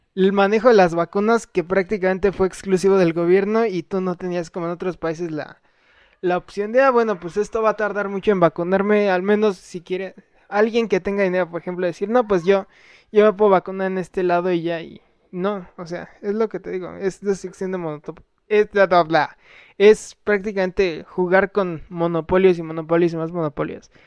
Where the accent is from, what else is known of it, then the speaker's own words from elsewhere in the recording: Mexico; yo sí me siento mexicano, pero más que nada porque nací aquí.